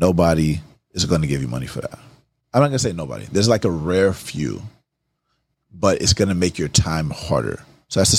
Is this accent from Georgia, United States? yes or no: yes; Atlanta, Georgia, United States; I grew up in Atlanta